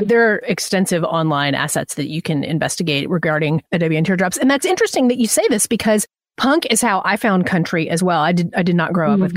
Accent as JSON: {"language": "English", "town": "Atlanta", "region": "Georgia", "country": "United States", "said": "I'm from Atlanta"}